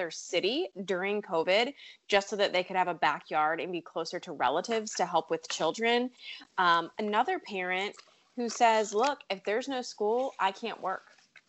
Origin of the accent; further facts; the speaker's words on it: Richmond, Virginia, United States; Hey, that's my hometown.